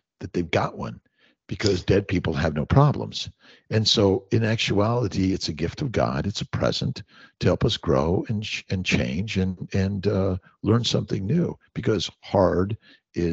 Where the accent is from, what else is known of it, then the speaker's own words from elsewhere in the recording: Los Angeles, California, United States; I grew up in Los Angeles.